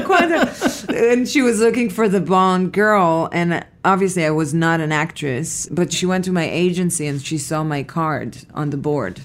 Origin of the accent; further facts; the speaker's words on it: Petah Tikva, Central District, Israel; moved away; I was born in Israel, in a city called Petah Tikva